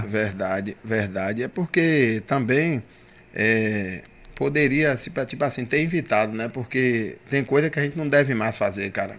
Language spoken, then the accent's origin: Portuguese; Camaçari, Bahia, Brazil; born or raised there; also born or lived in Dias d'Ávila